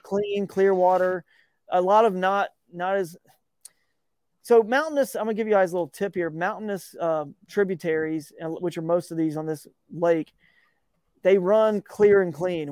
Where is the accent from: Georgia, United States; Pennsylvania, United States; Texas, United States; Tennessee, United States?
Georgia, United States; growing up in Georgia